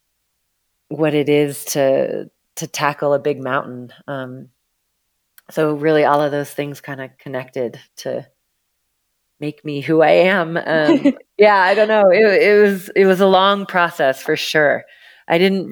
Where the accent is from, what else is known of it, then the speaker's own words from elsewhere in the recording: Seattle, Washington, United States; now in Telluride, United States; I grew up in the Northwest out of Seattle, Washington